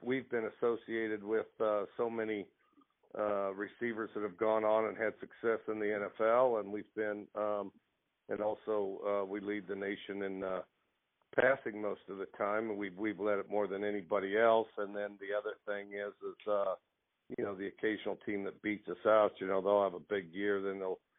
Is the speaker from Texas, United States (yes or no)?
no; Wyoming, United States; I grew up in Wyoming